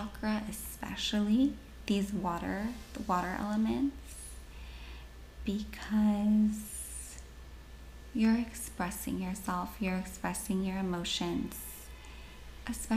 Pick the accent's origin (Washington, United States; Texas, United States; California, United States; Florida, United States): Washington, United States; born and raised in Washington State